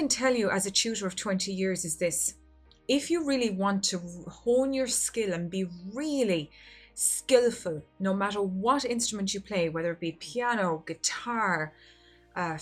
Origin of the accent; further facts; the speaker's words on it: Ireland; I come from Ireland